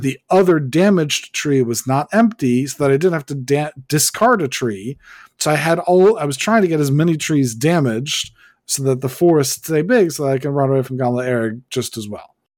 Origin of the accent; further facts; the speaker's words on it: United States; I'm an American